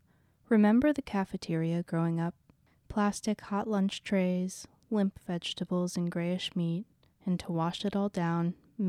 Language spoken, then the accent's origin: English; Wisconsin, United States; I grew up in Wisconsin, so I'm a dairy guy at heart